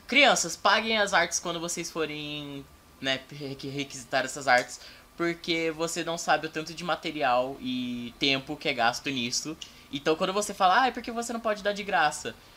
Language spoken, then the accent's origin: Portuguese; Campinas, São Paulo, Brazil; Eu nasci em Campinas, São Paulo, cidade linda, maravilhosa, cheia de poluição. E só que eu tive que me mudar para fora de Campinas e aí, tipo, eu voltei para Campinas